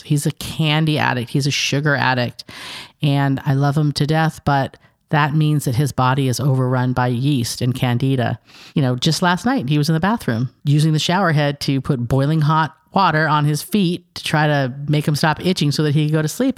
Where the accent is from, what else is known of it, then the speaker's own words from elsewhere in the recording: San Diego, California, United States; moved away as an adult; also born or lived in Fentress County, Tennessee; now in Cookeville, United States; We're originally from San Diego